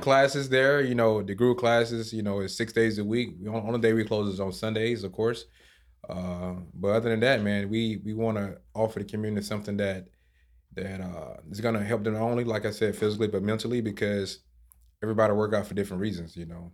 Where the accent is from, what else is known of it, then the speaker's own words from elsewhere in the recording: South Georgia, United States; moved away as an adult; now in Key Biscayne, United States; I'm actually from a small town, and I grew up on a farm where I rode horses